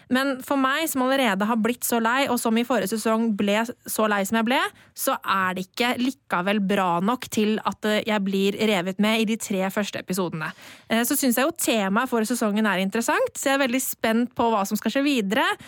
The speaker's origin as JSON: {"language": "Norwegian", "town": "Bærums Verk", "region": "Akershus", "country": "Norway", "tie": "born or raised there", "said": "så gikk vi på lekebutikken på Bærums Verk, der jeg er fra"}